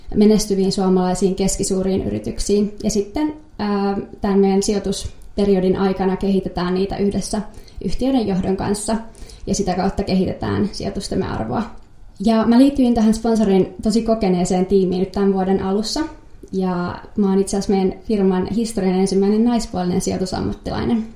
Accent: Helsinki, Uusimaa, Finland; mä oon Helsingistä kotoisin

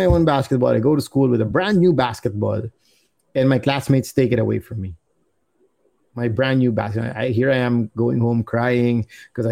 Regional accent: Philippines; being born and raised here and going to school here as well, I started developing, you know, my friendships with mostly Filipino people.

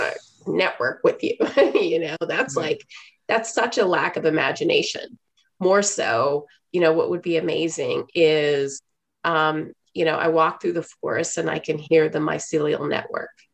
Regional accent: Houston, Texas, United States; moved away as an adult; also born or lived in China / Hong Kong; I grew up in Houston, Texas in the 80s

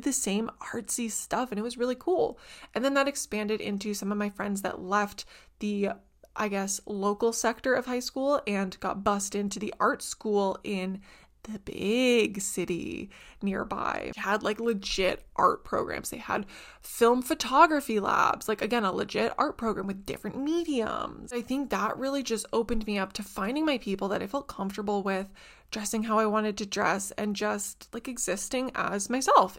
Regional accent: Southern Ontario, Canada; where I grew up and stuff in Southern Ontario

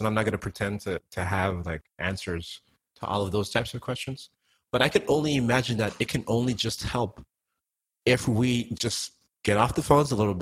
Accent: Antigua & Barbuda; now in United States

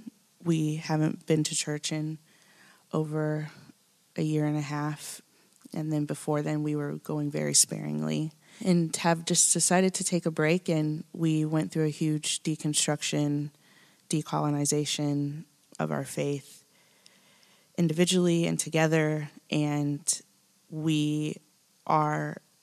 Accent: Midwest, United States; now in Nashville, United States; been transplanted here from the Midwest, so I'm still learning about the South and Southern culture. I'm married a Southerner, and it's fascinating to be here. I've lived in Nashville here for about 3 years now.

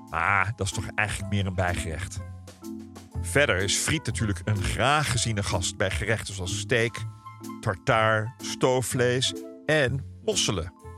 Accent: Ouderkerk, Netherlands; mijn geboortedorp Oudekerk

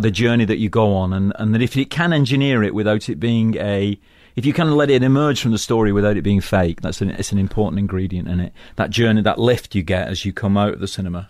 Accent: Manchester, North West England, United Kingdom; moved away; also born or lived in London; I come from Manchester, which is an industrial town in the northwest of England, and I come from a working class background

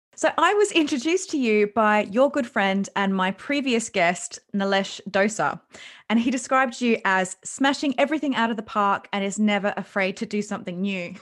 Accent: Australia; I'm Australian

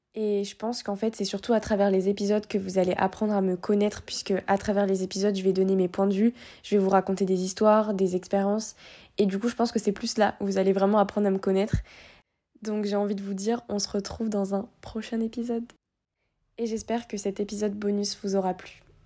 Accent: Réunion; moved away as an adult; also born or lived in Guadeloupe; now in Lyon, France; je suis née à La Réunion euh, et quelques mois plus tard, mes parents ont décidé de partir déménager en Guadeloupe. Donc après, j'ai vécu pendant 4 ans en Guadeloupe et juste après, on est retourné à la Réunion

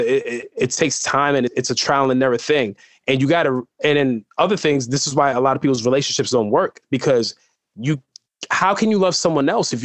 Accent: New York City, New York, United States; also born or lived in Bronx / Penn State; I grew up here my whole life. I was born in Columbia Presbyterian Hospital

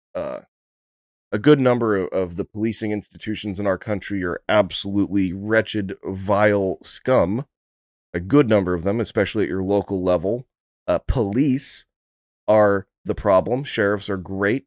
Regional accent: United States; as an American

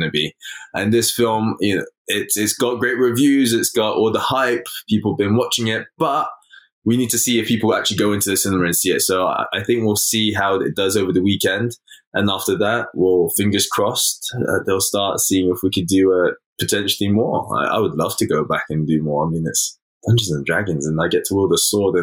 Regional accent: London, United Kingdom; I'm born and raised in London, England, West London.

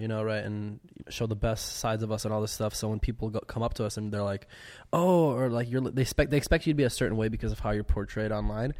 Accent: Chicago, Illinois, United States; moved away as an adult; also born or lived in Lithuania; I was born in Lithuania and then I moved to Chicago when I was like five

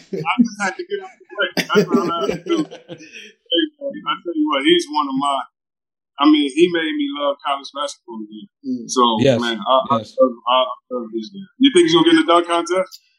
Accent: Detroit, Michigan, United States; I'm from Detroit.

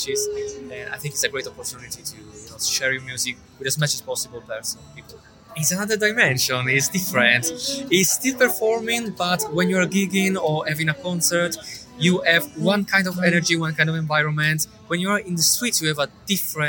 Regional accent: Italy; moved away as an adult; now in London, United Kingdom; I'm from Italy. Been living here in London for the last like 6 years.

